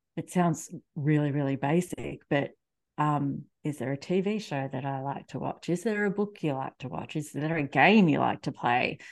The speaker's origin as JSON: {"language": "English", "country": "Australia", "also_born_or_lived": "Melbourne", "accent": "Australian", "said": "if you can't already tell from my accent, I am in Australia"}